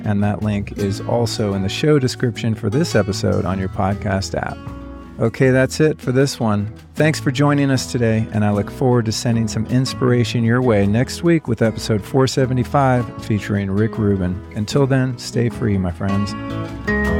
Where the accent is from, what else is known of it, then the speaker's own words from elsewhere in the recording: Malibu, California, United States; moved away as an adult; now in Texas, United States; my hometown.